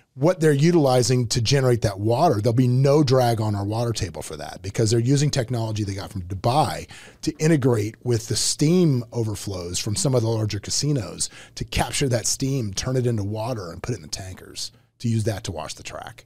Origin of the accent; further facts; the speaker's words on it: Tampa, Florida, United States; Originally a Tampa guy